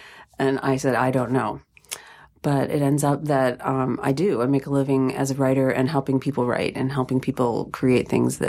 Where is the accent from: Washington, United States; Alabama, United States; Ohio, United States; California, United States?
Ohio, United States; Sylvania; I grew up in Ohio. Where? Just outside of Toledo in Sylvania.